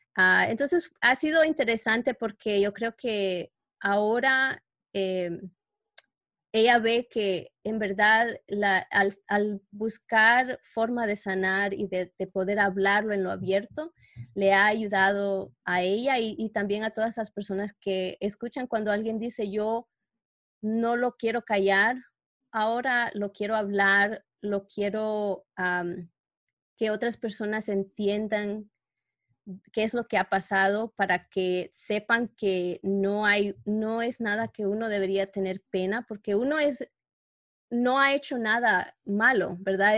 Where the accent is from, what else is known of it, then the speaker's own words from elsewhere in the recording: New York, United States; moved away as an adult; now in Canada; trabajaba en Nueva York, como donde yo crecí, ahora que vivo en Canadá